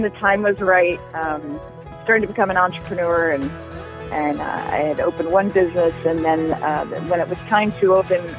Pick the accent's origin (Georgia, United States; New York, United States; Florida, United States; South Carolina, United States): Florida, United States; Miami; moved away as an adult; also born or lived in Boston, Massachusetts; now in Bucks County, United States; I'm from South Florida, born and raised in Miami. Grew up down there